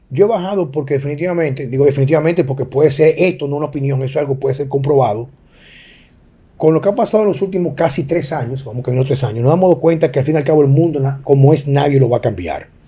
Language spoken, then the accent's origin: Spanish; Dominican Republic; como ciudadano dominicano